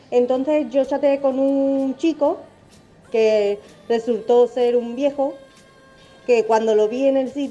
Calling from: Alcalá de Guadaíra, Andalusia, Spain; de Alcalá de Guadaira.

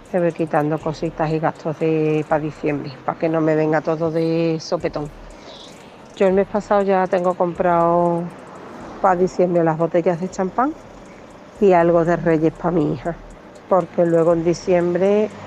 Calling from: Seville, Andalusia, Spain; de Sevilla.

